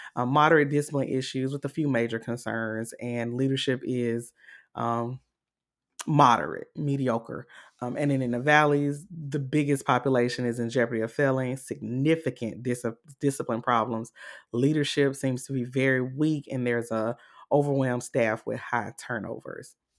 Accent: Augusta, Georgia, United States; I'm from Augusta, Georgia

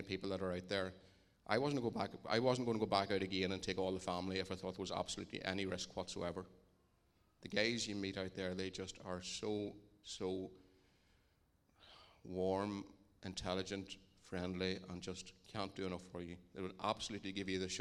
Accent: Dungannon, Northern Ireland, United Kingdom; we're from Dungannon

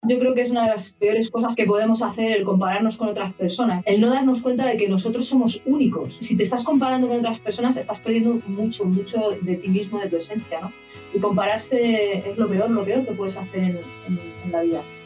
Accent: Madrid, Community of Madrid, Spain; moved away as an adult; yo soy de Madrid

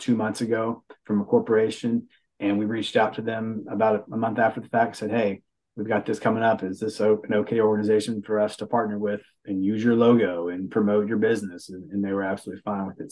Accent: Beckley, West Virginia, United States; now in Huntington, United States; I grew up in Backley in the southern part of the state.

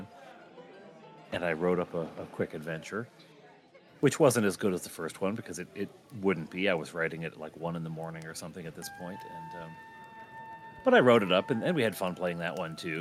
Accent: Janesville, Wisconsin, United States; my hometown, Janesville, Wisconsin

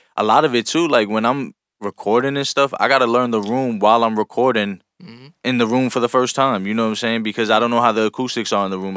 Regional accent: New York, United States; we come from New York

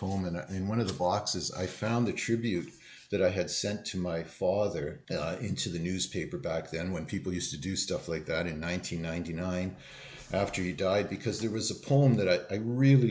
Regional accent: Thunder Bay, Ontario, Canada; moved away; I grew up in Thunder Bay, Ontario.

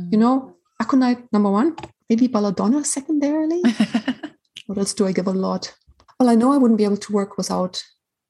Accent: Germany; moved away; I'm from Germany originally

